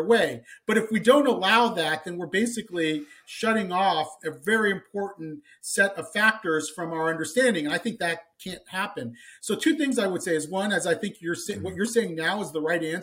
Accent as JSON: {"language": "English", "town": "Columbus", "region": "Ohio", "country": "United States", "tie": "born or raised there", "said": "I grew up in Columbus, Ohio"}